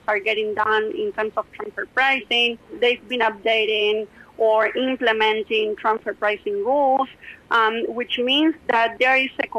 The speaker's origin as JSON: {"language": "English", "town": "Rosario", "region": "Santa Fe", "country": "Argentina", "tie": "born or raised there", "said": "this transfer pricing analyst position at PwC in Rosario, which is my hometown."}